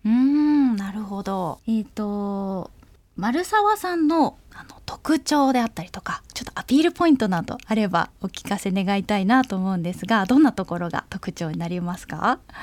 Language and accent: Japanese; Tokai, Japan; now in Tokyo, Japan; 実は私東海の方の出身で今まあ東京に住んでいる形になるんですが